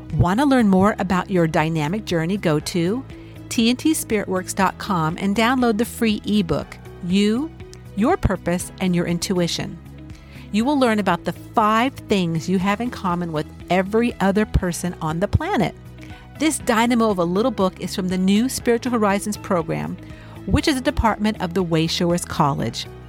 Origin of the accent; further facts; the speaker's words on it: Los Angeles, California, United States; I grew up in the City of Angels